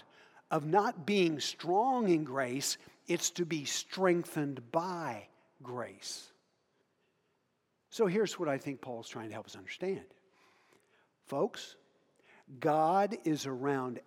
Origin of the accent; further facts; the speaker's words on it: Hoxie, Kansas, United States; moved away; also born or lived in Africa; I had a really, really good friend in Hoxie, Kansas, where I grew up.